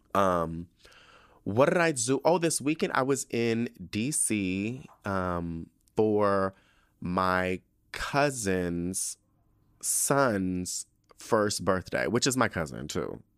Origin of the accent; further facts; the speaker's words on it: San Diego, California, United States; moved away; we're all from San Diego